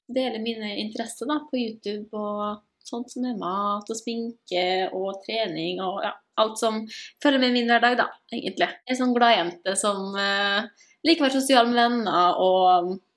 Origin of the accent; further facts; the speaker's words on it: Molde, Møre og Romsdal, Norway; moved away as an adult; now in Salzburg, Austria; jeg kommer fra Molde, som du kanskje kan høre på direkte.